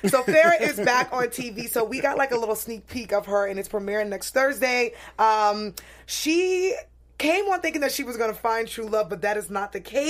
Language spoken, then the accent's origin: English; New York City, New York, United States; I'm not from Flatbush. I'm from Bed-Stuy